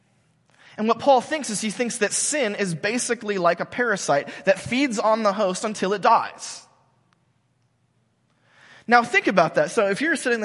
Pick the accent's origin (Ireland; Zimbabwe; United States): United States; I'm an American, because I'm part of this country